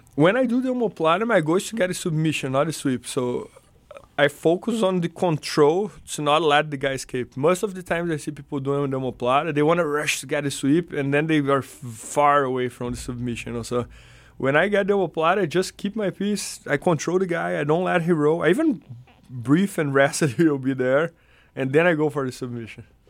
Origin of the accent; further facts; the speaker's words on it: Brazil; English is a second language; moved away as an adult; also born or lived in São Paulo, Brazil; now in United States; when I lived in my hometown